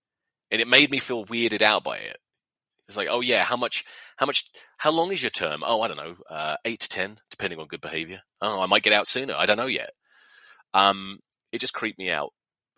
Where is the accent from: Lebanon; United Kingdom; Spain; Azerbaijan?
United Kingdom; England; most of us as English fans are like, well, not too bad considering.